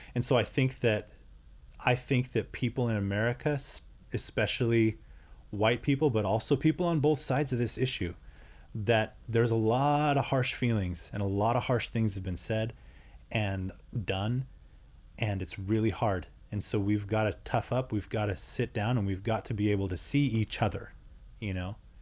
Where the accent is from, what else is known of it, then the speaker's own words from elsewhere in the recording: United States; I'm European American